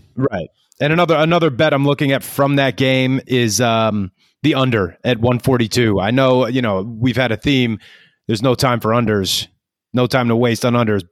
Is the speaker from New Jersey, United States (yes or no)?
no; New York, United States; now in Los Angeles, United States; I'm from New York.